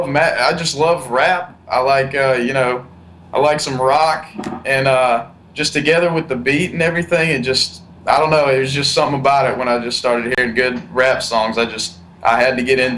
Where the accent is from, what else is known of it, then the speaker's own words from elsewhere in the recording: Mississippi, United States; I was born in Mississippi, born and raised down south.